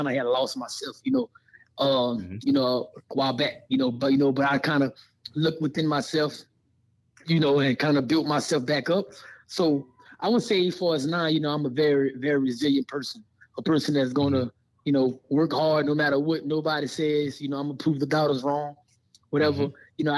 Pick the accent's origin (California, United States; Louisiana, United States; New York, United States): Louisiana, United States; now in Las Vegas, United States; you know, I'm a Southside boy. You know, I'm from Louisiana.